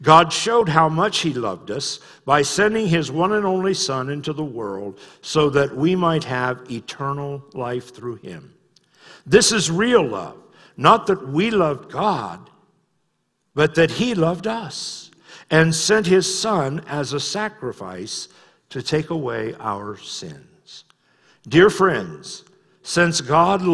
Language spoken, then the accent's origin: English; United States; I'm an American